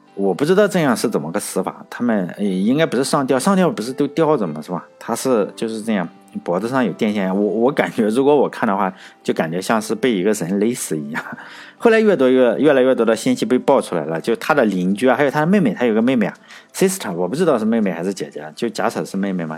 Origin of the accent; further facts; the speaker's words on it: Shandong, China; 我山东人，就我们凉山，在我们这里